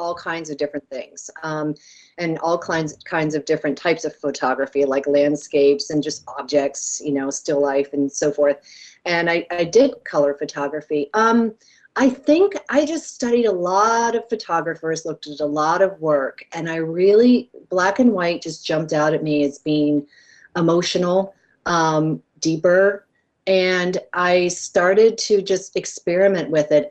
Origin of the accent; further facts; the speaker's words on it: United States; I come from America